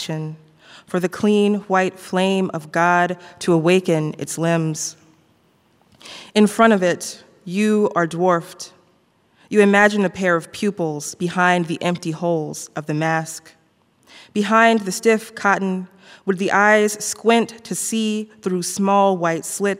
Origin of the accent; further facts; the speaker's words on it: Birmingham, Alabama, United States; moved away as an adult; also born or lived in Miami; Growing up in the South, a lot of us who grew up here